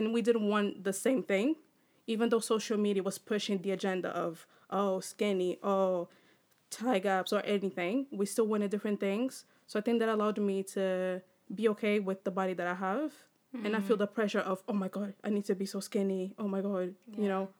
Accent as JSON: {"language": "English", "country": "Portugal", "tie": "born or raised there", "moved": "yes", "said": "growing up in Portugal, I was average"}